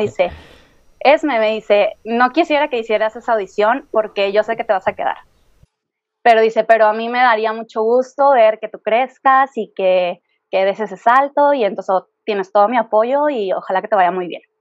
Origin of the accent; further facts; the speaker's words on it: Guadalajara, Jalisco, Mexico; moved away as an adult; now in Mexico City, Mexico; yo soy de Guadalajara.